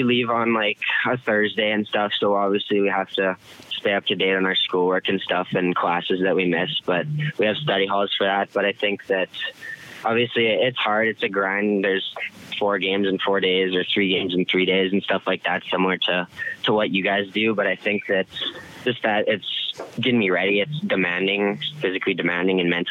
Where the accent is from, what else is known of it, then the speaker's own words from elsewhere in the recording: Medicine Hat, Alberta, Canada; moved away; my hometown